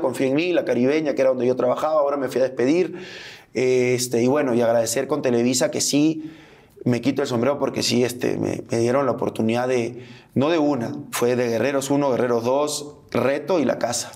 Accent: Peru; moved away as an adult; also born or lived in Argentina; now in Mexico; soy peruano, amo mi país como no te imaginas, soy orgulloso del país que nací

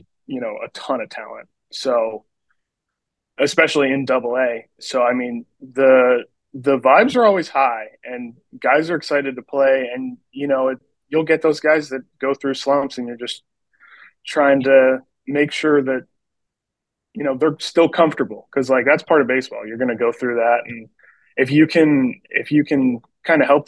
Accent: West Virginia, United States; I actually grew up in West Virginia, probably about 15 minutes outside of Hagerstown.

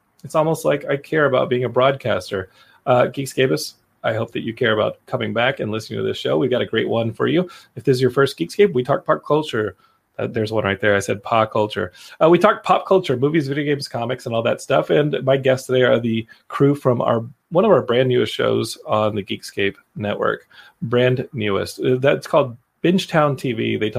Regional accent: Austin, Texas, United States; I'm from Austin, where they shoot Friday Night Lights. So a lot of those characters, if they're like really good actors, they will slur like I do.

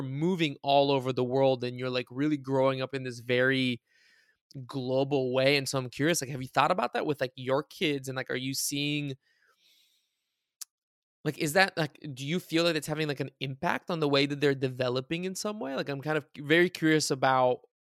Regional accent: Bulgaria; moved away; also born or lived in United States; when I was growing up in Bulgaria, it was like right when Bulgaria entered the European Union

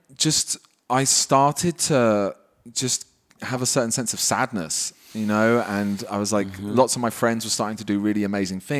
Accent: United Kingdom; also born or lived in Wales / London; I grew up just outside London.

